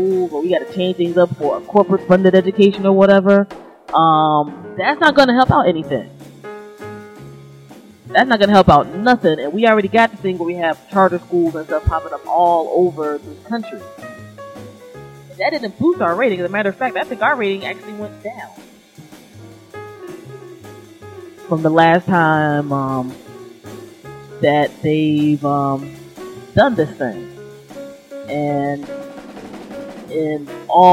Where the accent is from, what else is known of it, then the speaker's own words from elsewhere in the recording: Prince George's County, Maryland, United States; I grew up in St. George's County in Maryland